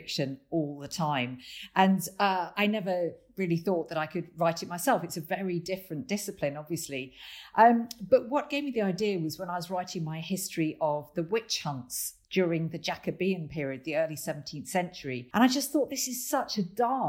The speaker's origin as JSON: {"language": "English", "town": "Lincoln", "region": "East Midlands", "country": "United Kingdom", "tie": "born or raised there", "said": "Lincoln Castle, my hometown"}